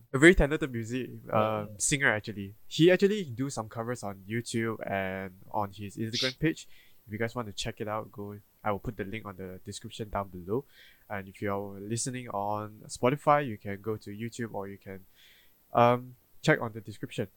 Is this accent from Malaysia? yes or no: yes; Malaysia; as a Malaysian